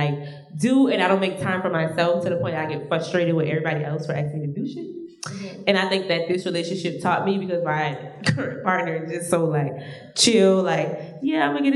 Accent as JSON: {"language": "English", "region": "Georgia", "country": "United States", "moved": "yes", "said": "I'm from Georgia, so I live here"}